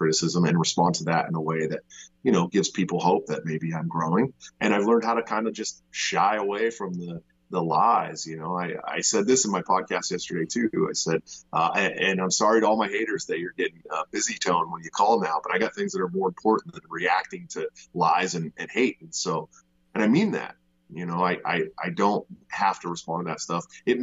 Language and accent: English; Bay Area, right outside of Oakland, California, United States; I'm born and raised in the Bay Area, right outside of Oakland